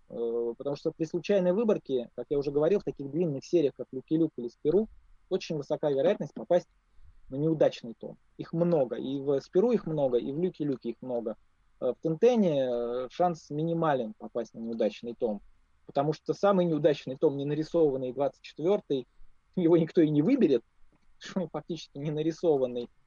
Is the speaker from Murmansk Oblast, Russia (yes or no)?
no; Moscow, Russia; я москвич